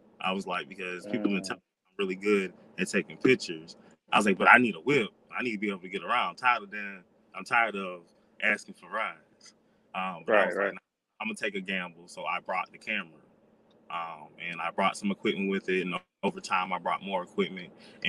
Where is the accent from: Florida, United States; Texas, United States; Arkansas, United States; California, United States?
Florida, United States; also born or lived in South Carolina; I was raised in South Carolina on and off, mm-hmm. but I'm from Florida and I've lived in like 12 different states.